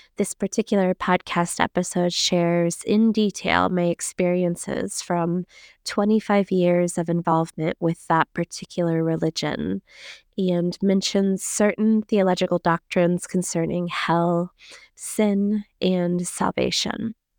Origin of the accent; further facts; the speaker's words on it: Central Florida, United States; I grew up in Central Florida